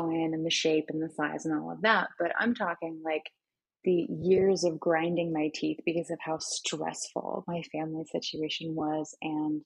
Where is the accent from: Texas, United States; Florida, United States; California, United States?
Florida, United States; the area that I grew up in Florida